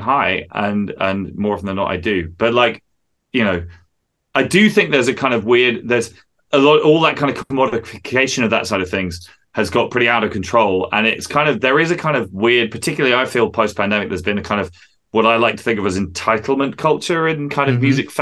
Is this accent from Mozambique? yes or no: no; England, United Kingdom; accent: English; as a true born Englishman